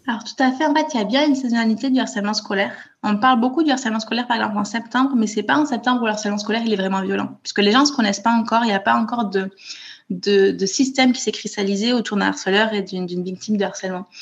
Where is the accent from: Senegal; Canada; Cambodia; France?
France; Toulouse, Occitania; moved away as an adult; now in Copenhagen, Denmark; je suis née à Toulouse où j'ai grandi